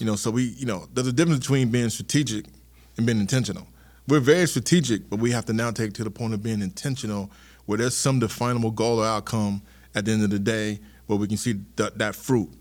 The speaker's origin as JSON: {"language": "English", "town": "Charleston", "region": "South Carolina", "country": "United States", "tie": "born or raised there", "also_born_or_lived": "Tennessee", "said": "I'm a South Carolina kid."}